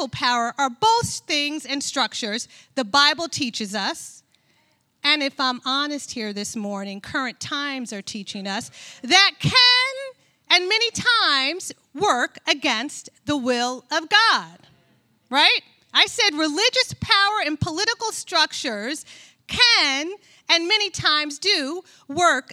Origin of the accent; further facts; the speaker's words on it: New York, United States; moved away; I am born and bred in New York